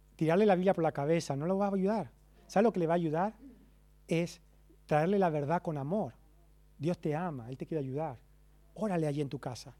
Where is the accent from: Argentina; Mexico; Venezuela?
Argentina; Como buen argentino